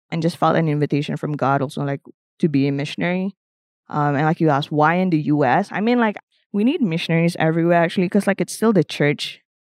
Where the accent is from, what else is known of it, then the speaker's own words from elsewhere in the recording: Malaysia; moved away; I'm actually from Malaysia.